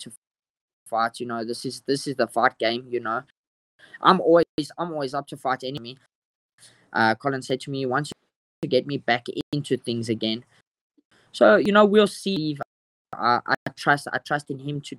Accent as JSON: {"language": "English", "country": "South Africa", "said": "as South African fighters."}